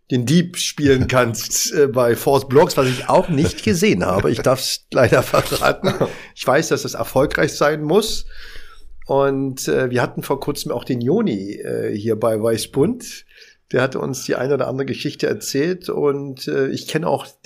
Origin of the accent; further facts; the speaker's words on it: Berlin, Germany; ich bin Berliner, habe in der Berliner Auswahl gespielt, habe in der dritten Liga gespielt